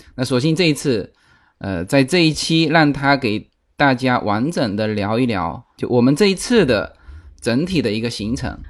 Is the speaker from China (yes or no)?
yes; southern China, China; 我们从南方过来的，就中国南方过来的，我们那边到了夏季蚊子也非常多